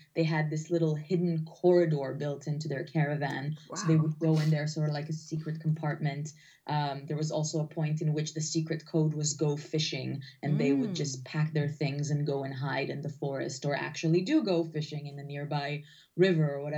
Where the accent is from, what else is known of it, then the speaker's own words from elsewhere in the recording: Israel; I grew up in Israel